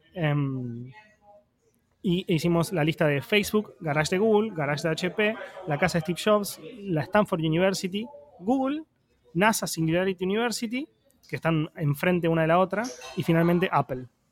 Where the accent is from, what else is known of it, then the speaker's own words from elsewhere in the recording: Argentina; como argentino